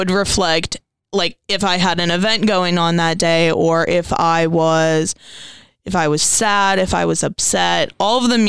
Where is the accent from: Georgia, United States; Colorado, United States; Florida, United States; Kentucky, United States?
Kentucky, United States; Muhlenberg County; I'm from Muhlenberg County